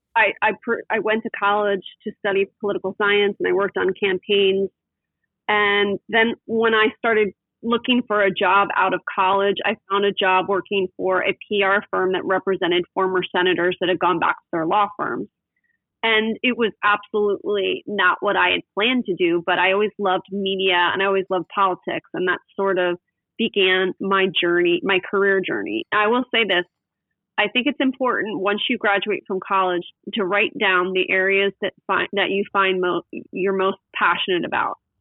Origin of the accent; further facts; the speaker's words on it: West Chester, Pennsylvania, United States; now in Newport Beach, United States; I grew up in Westchester, Pennsylvania, which is a suburb of Philadelphia.